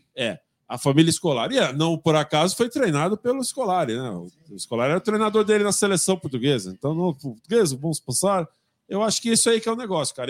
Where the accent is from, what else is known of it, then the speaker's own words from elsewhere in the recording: São Paulo, Brazil; Eu sou de São Paulo.